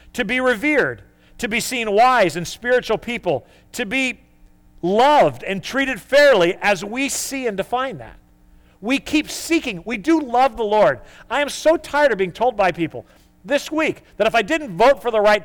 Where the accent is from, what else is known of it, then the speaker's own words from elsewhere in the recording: United States; we are type A American